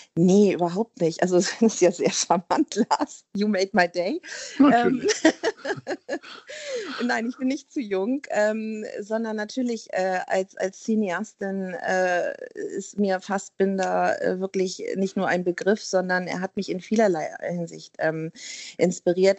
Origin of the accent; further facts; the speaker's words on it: Hamburg, Germany; ich bin Hamburgerin, ne, eine, eine waschechte Hamburgerin